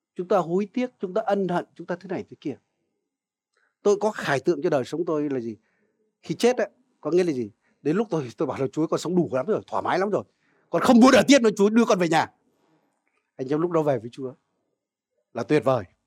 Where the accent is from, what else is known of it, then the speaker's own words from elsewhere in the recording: Vietnam; dân Việt Nam chúng ta